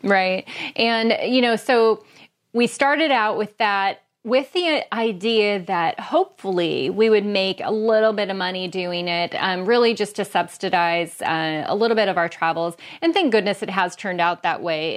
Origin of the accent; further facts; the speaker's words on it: Bellingham, Washington, United States; here in my hometown of Bellingham, Washington.